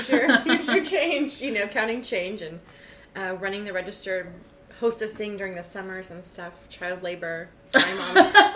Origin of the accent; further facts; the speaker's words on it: Corpus Christi, Texas, United States; I was born and raised in Corpus Christi.